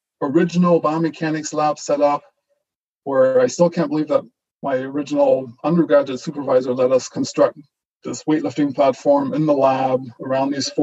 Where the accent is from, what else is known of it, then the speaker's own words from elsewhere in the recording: Germany; first language German; English is a second language; moved away; also born or lived in British Columbia, Canada; I was born and raised in Germany. So German is my first language. And I actually learned how to speak English in Canada after my family immigrated to British Columbia in the mid-90s.